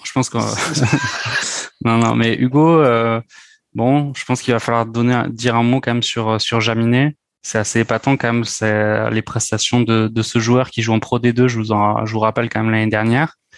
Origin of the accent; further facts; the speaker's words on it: France; nous en tant que Français